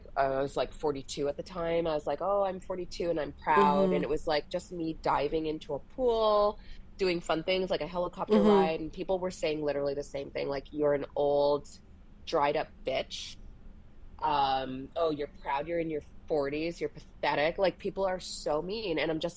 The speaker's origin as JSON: {"language": "English", "region": "England", "country": "United Kingdom", "tie": "born there", "said": "And the fact that I was born in England, so I have a bit of that inflection."}